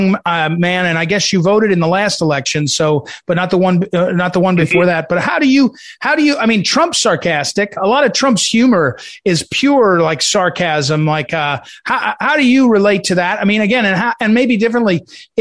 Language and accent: English; New Jersey, United States; I grew up in New Jersey